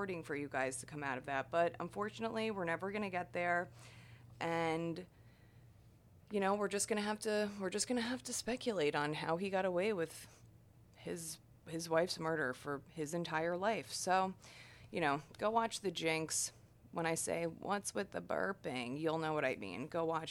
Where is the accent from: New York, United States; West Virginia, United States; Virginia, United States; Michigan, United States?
New York, United States; New York, my home state, New York